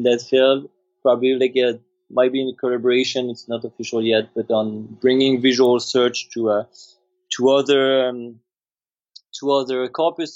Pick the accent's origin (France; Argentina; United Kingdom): France; accent: French; English is a second language; moved away; I'm French originally.